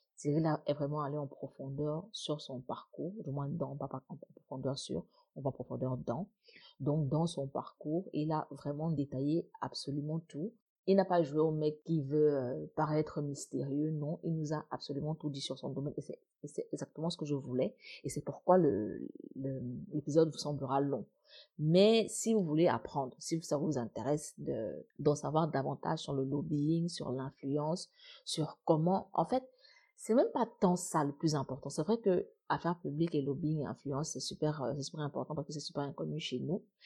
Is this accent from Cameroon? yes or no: yes; Cameroon